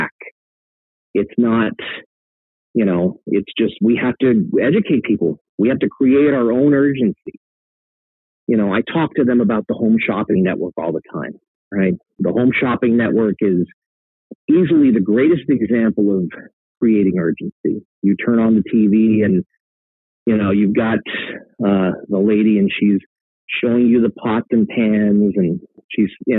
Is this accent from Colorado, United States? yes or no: yes; Colorado, United States; now in Los Angeles, United States; My family's in Denver, right? I'm from Colorado.